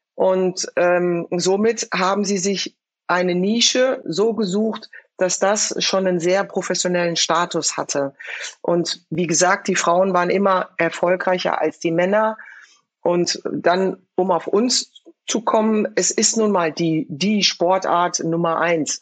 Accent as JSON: {"language": "German", "town": "Frankfurt", "region": "Hesse", "country": "Germany", "tie": "born or raised there", "said": "wir kommen aus Frankfurt, wir kommen aus einem sozialen Brennpunkt"}